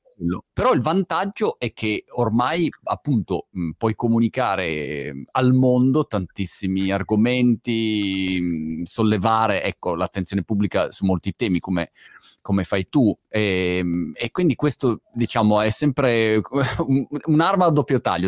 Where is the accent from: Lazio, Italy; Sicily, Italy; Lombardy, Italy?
Lombardy, Italy; Milan; che è la mia città d'origine, Milano, la mia Milano